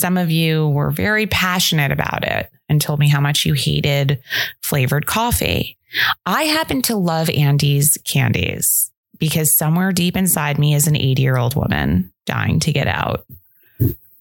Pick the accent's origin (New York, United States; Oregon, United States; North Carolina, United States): New York, United States; New York City; I am born and raised in New York City